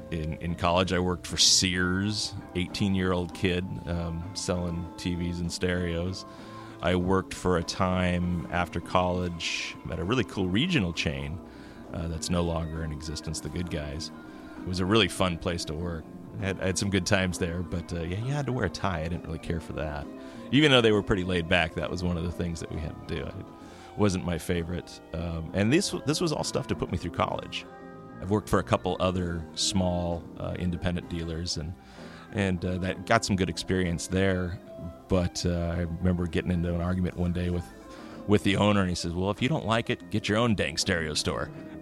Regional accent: California, United States; No, actually, I grew up in the Bay Area, and I came up to do my undergraduate work at the local university, Humboldt State University.

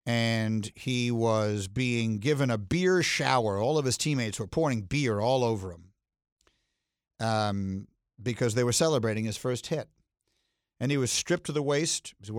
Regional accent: New York City, New York, United States; moved away; I was back in my hometown of New York City

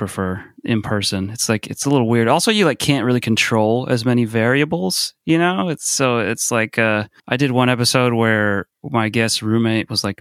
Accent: South Bay, California, United States; now in San Francisco, United States; I grew up in the South Bay. It's like San Jose, Santa Cruz kind of area.

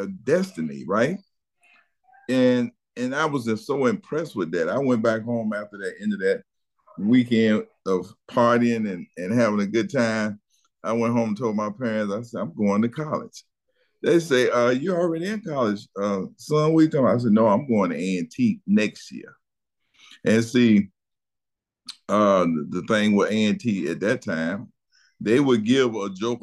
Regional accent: Charlotte, North Carolina, United States; I grew up in Charlotte, North Carolina

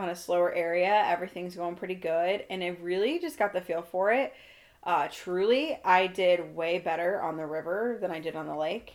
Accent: Iowa, United States; I'm from Iowa

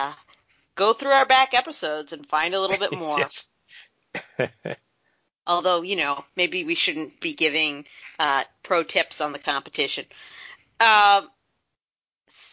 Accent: United States; I, as an American who enjoys Hollywood's products

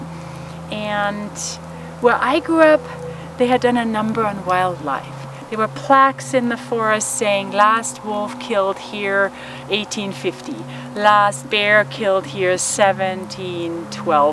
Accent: Germany; moved away as an adult; now in United States; as a child in Germany, growing up in Germany, post-World War II

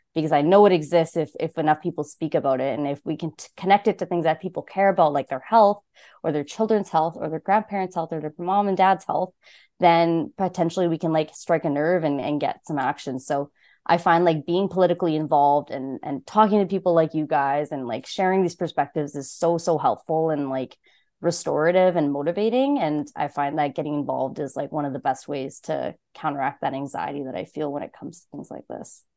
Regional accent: Saskatoon, Saskatchewan, Canada; moved away as an adult; now in Ottawa, Canada; I grew up in Saskatchewan, and this is my first summer in Ontario

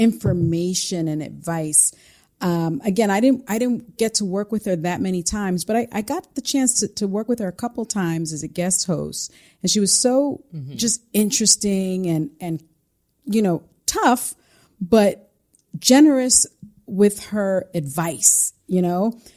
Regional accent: The Bronx, New York, United States; See, I'm from the Bronx.

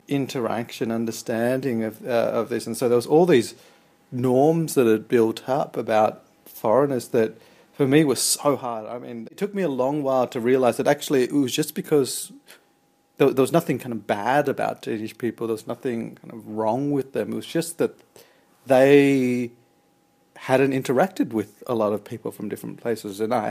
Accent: Australia; Growing up in Australia in the 90s, it was hugely multicultural

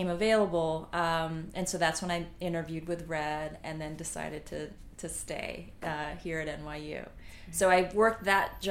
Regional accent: California, United States; moved away as an adult; now in New York, United States; So I'm from California, so I went to UC Berkeley for psychology

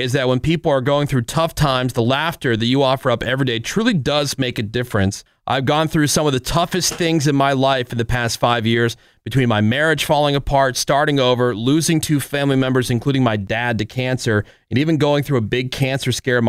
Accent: New Jersey, United States; I'm from New Jersey, and I work in healthcare. Duh, I'm Filipino.

